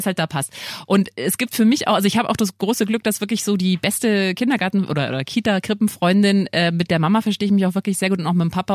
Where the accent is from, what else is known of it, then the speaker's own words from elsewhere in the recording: Lower Bavaria, Germany; now in Munich, Germany; Ich komme ja nicht aus München, sondern eben aus Niederbayern